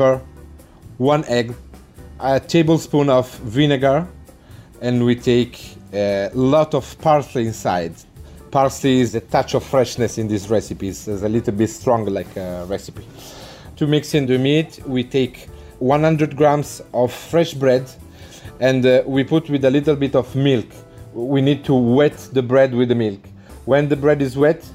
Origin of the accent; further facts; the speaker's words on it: Italy; now in United Kingdom; I come from Italy